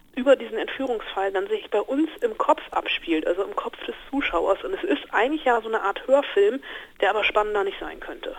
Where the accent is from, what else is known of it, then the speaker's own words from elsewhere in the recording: Germany; bei uns in Deutschland